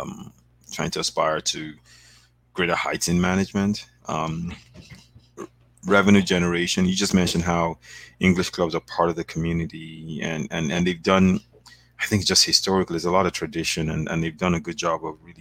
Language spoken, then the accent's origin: English; Nigeria; When I was young, in Nigeria, growing up in Nigeria